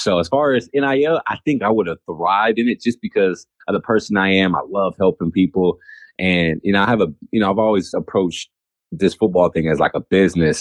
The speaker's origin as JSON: {"language": "English", "region": "California", "country": "United States", "tie": "born or raised there", "said": "growing up in California"}